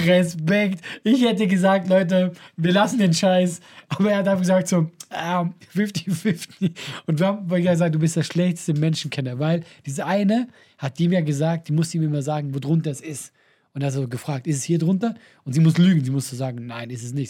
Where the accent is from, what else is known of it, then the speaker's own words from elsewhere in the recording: Switzerland; als Schweizer